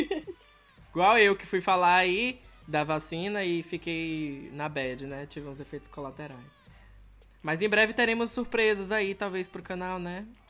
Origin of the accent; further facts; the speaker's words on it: Salvador, Bahia, Brazil; moved away; de onde eu venho, em Salvador